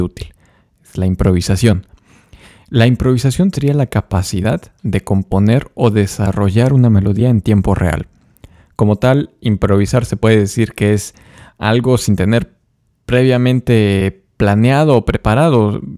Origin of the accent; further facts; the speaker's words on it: Mexico; soy violinista mexicano